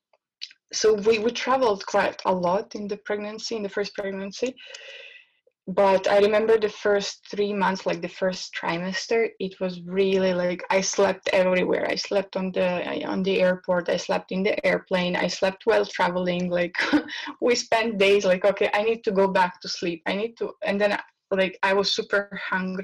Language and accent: English; Bosnia & Herzegovina; moved away; I'm from Bosnia